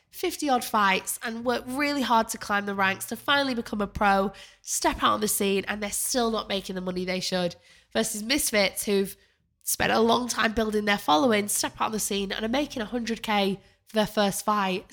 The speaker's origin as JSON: {"language": "English", "town": "Manchester", "region": "North West England", "country": "United Kingdom", "tie": "born or raised there", "moved": "as an adult", "lives_now": "London, United Kingdom", "said": "I came to London, uh, when I was eighteen after I grew up in Manchester"}